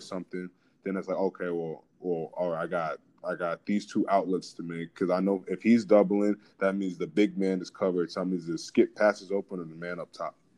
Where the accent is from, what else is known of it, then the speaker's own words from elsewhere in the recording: Atlanta, Georgia, United States; now in Washington, United States; I'm coming from Atlanta